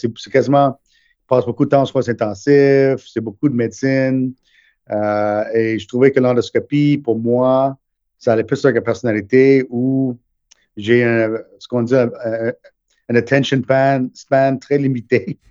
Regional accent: Montreal, Quebec, Canada; also born or lived in India; je suis né en Inde, euh, mais on a déménagé ici quand j'avais neuf mois

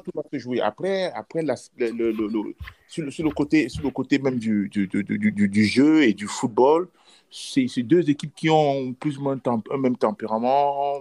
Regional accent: Cameroon; on est trois Camerounais

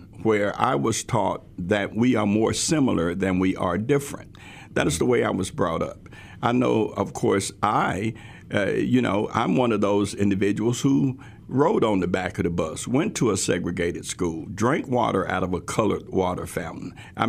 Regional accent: Tennessee, United States; also born or lived in Memphis; Crockett County, where we moved from Memphis to that small town, which is a wonderful small town up in West Tennessee. We integrated the schools in 1968.

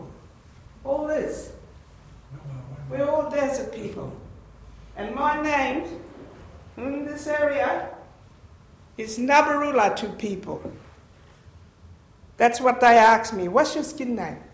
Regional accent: Anduria, Northern Territory, Australia; I'm from Anduria

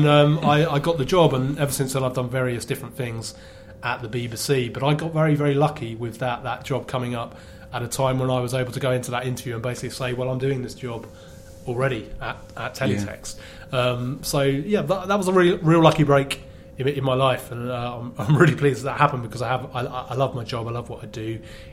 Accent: Tandridge, South East England, United Kingdom; I grew up in a place called a tiny little village called Tandridge near Oxted

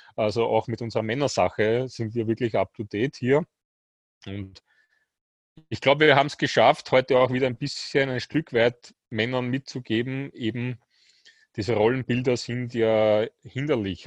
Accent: Austria; bei uns in Österreich

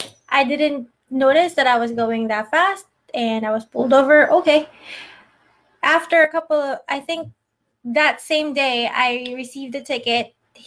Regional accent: New Hampshire, United States; since I'm from New Hampshire, I have a New Hampshire plate and my license is in New Hampshire.

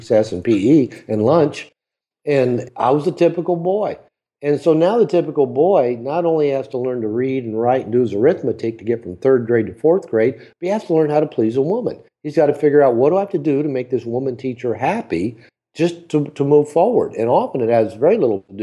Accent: United States; moved away as an adult; now in Mexico; because I grew up in America. I actually live in Mexico now most of the year

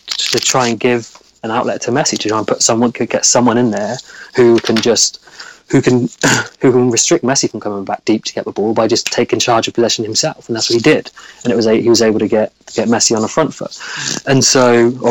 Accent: England, United Kingdom; I'm an Englishman

